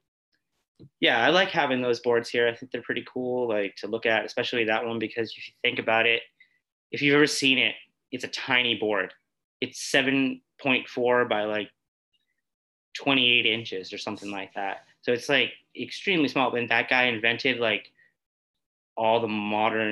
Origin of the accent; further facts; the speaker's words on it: New Hampshire, United States; I'm from New Hampshire and I grew up in a very rural town and like dirt roads and farms and all that stuff.